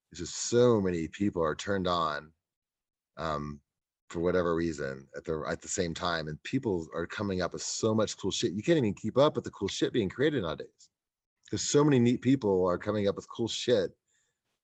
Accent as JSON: {"language": "English", "region": "Kansas", "country": "United States", "tie": "born or raised there", "said": "I grew up in Kansas."}